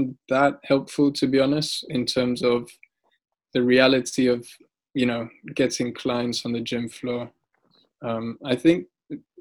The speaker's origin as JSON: {"language": "English", "country": "Uganda", "tie": "born or raised there", "also_born_or_lived": "Altrincham / London / Saudi Arabia", "moved": "yes", "said": "I grew up in Uganda, which is not exactly the richest country in the world"}